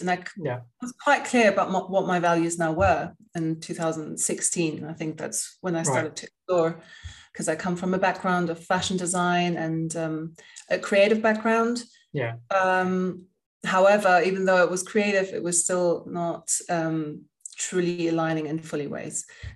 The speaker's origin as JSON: {"language": "English", "country": "Spain", "tie": "born or raised there", "also_born_or_lived": "England", "moved": "yes", "said": "I grew up in Spain and I lived in England"}